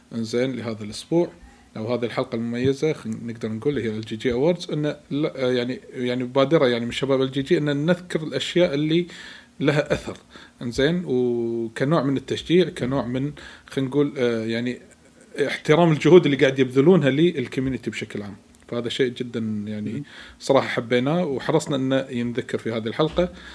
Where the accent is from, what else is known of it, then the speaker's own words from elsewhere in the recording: Kuwait; عندنا بالكويت